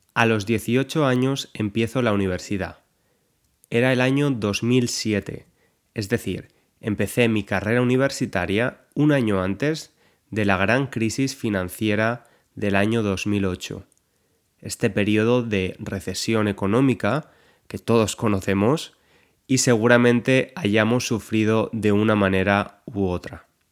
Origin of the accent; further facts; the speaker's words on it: Valencia, Valencian Community, Spain; now in London, United Kingdom; He estado en Valencia, la ciudad de España de donde soy